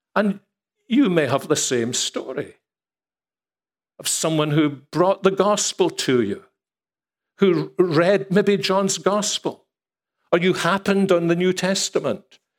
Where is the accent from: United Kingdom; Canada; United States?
United Kingdom; Scotland; if we're Scottish